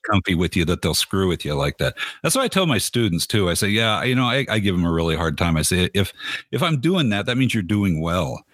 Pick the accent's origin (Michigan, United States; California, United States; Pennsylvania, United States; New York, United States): California, United States; I'm from California.